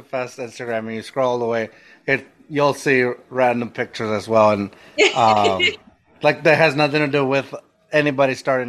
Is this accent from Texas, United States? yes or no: yes; Texas, United States; now in San Antonio, United States; we're not even from San Antonio. We're actually from a border town